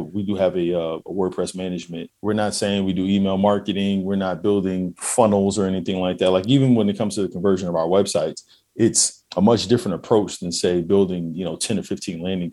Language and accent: English; New York, United States; now in Houston, United States; I'm a New Yorker, right? I'm in Houston. But, you know, living in Queens, the dynamic is completely different than, say, living in the Bronx, right?